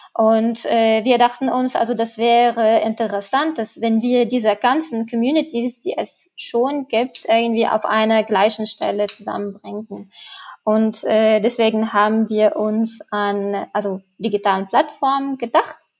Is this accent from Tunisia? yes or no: yes; Tunisia; now in Germany; also ich komme selber aus Tunesien